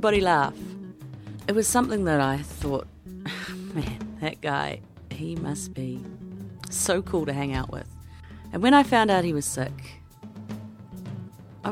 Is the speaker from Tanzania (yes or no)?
no; Wellington, New Zealand